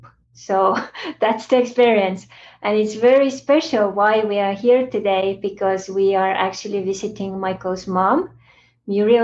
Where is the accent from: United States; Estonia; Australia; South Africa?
Estonia; moved away; how I grew up back in Estonia